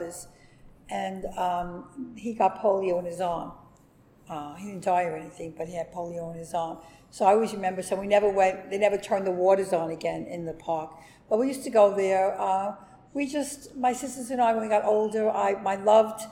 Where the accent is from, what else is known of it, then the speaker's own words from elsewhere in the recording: New York City, New York, United States; also born or lived in Sheepshead Bay, Brooklyn / Bensonhurst, Brooklyn; I was born in the Brooklyn Navy Yard, 1944